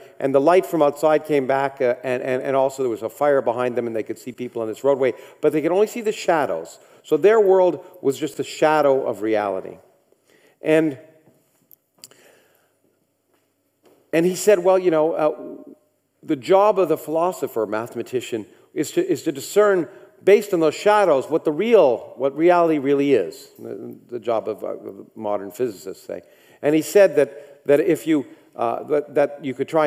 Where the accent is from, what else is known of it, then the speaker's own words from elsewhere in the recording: Canada; I grew up in Canada